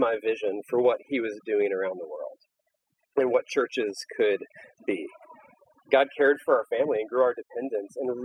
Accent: United States; as an American

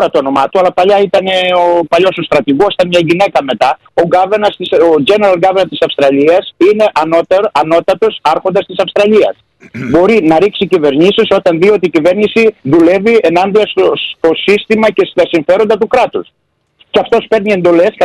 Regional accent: Greece; Έχουμε και ένα άτιμο φιλότιμο, σαν Έλληνες.

